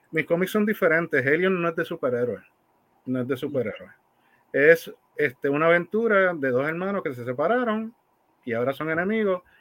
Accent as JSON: {"language": "Spanish", "town": "Fajardo", "country": "Puerto Rico", "said": "Pues de donde yo soy."}